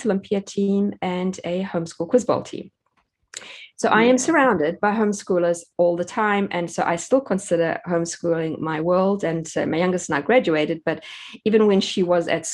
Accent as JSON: {"language": "English", "country": "South Africa", "tie": "born or raised there", "moved": "as an adult", "lives_now": "United States", "said": "I grew up in South Africa, and that's where we had all our four children"}